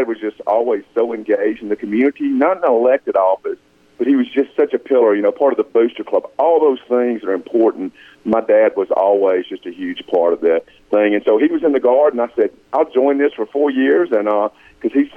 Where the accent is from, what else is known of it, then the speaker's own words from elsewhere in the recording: Union, Mississippi, United States; growing up in Union